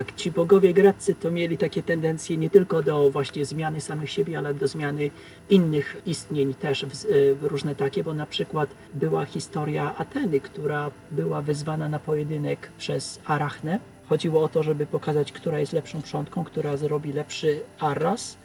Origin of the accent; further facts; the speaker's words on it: a village near Skierniewice, Łódź Voivodeship, Poland; ja pochodzę ze wsi podskierniewickiej